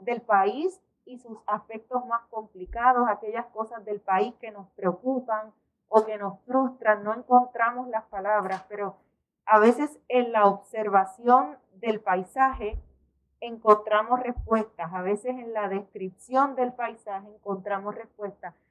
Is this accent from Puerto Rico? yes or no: yes; Puerto Rico; en nuestra crianza, eh, como puertorriqueños, como caribeños